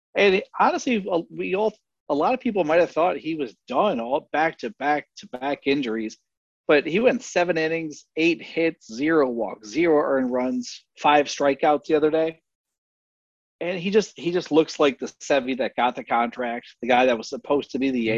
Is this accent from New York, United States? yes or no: no; Scranton, Pennsylvania, United States; moved away; I'm from Scranton, so originally